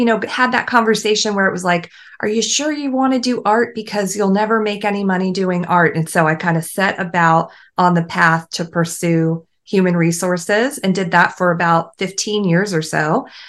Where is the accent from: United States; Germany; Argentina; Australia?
Germany; born there; So I was born in Germany. My dad was in the army. So I was an American born abroad. And I had that like military child upbringing where we moved every couple of years or so.